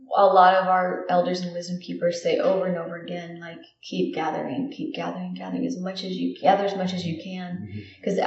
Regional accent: Guam; moved away; I grew up in where I'm from Guam

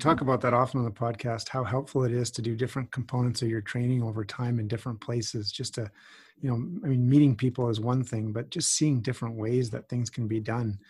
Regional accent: Edmonton, Alberta, Canada; now in Calgary, Canada; I grew up in Edmonton and, of course, now live in Calgary

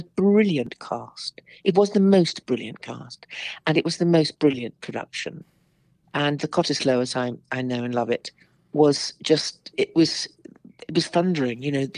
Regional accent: Northern Ireland, United Kingdom; which I love the North because I'm Northern Irish, really.

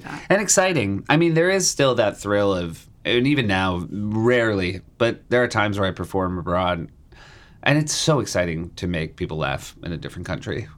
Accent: New Hampshire, United States; also born or lived in Chicago, Illinois / Michigan; born in uh, Chicago and uh, worked our way around a little bit, but mostly I would say I grew up in New Hampshire

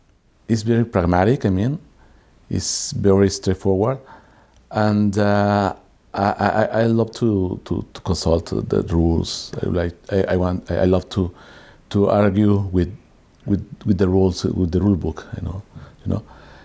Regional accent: Mexico City, Mexico; English is a second language; I born in Mexico City and I am economist.

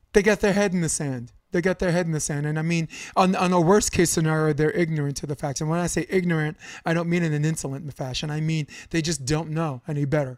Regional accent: New York City, New York, United States; also born or lived in Coney Island, New York / Harlem, New York; I grew up on Flatbush Avenue

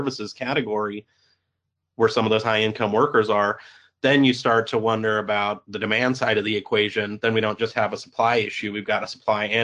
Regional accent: California, United States; I'm from California specifically.

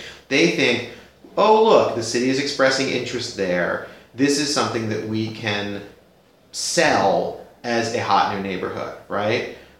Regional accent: New York, United States; also born or lived in Brooklyn, New York; I grew up in the Upper West Side

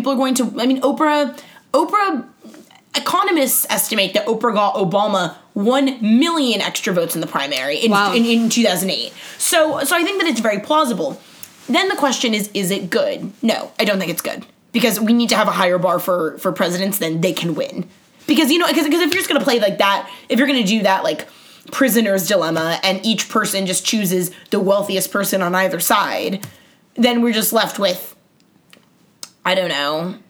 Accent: Queens, New York, United States; I was like, I'm from Queens.

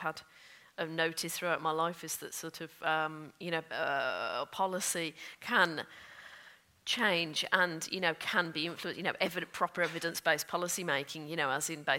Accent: Solihull, West Midlands, United Kingdom; I grew up outside Birmingham in the 1980s and 1990s

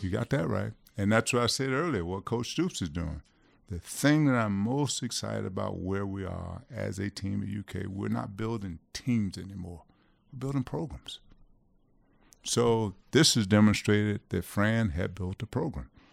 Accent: Florida, United States; moved away as an adult; also born or lived in Camden, New Jersey / Kentucky; the University of Florida was fifty-five miles from my hometown

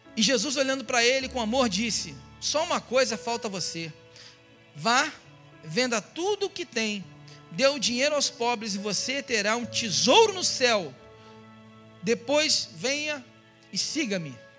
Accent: Rio de Janeiro, Brazil; eu fui criado na, em Irajá, colégio, para ser mais exato, nessa região que eu fui criado no Rio de Janeiro

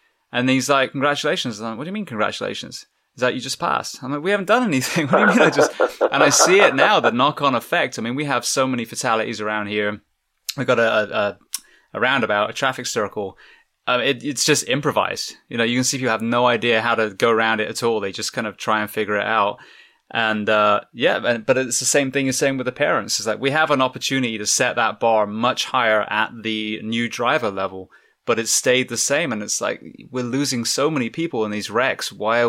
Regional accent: England, United Kingdom; now in Florida, United States; And I came from England.

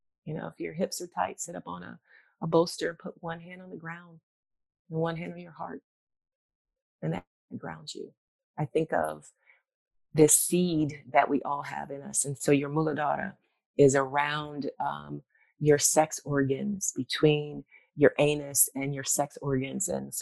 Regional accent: Virginia, United States; born there; I was born in Virginia, and I would go visit my granny, my brother and I on holidays.

